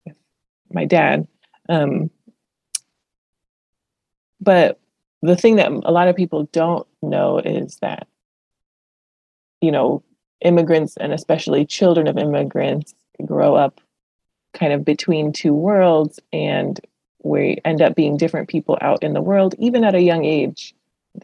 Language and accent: English; Los Angeles, California, United States; English is a second language; my sister and I were born here in Los Angeles.